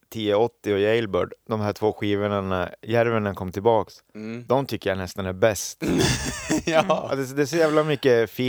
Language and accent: Swedish; Finland; Jag är ju finne, jag har ju vuxit upp med det här.